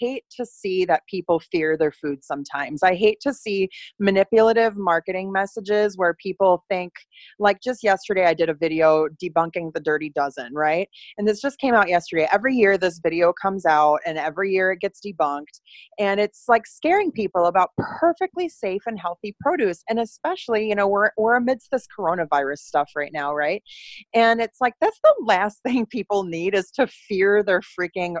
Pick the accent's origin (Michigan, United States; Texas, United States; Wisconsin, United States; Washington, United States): Wisconsin, United States; Oshkosh; moved away as an adult; also born or lived in Los Angeles, California; now in Iowa, United States; I grew up in Wisconsin, in Oshkosh, Wisconsin